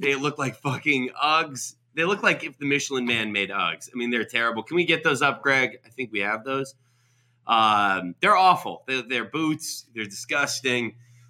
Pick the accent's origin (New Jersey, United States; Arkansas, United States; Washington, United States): Washington, United States; Seattle; I grew up in Seattle.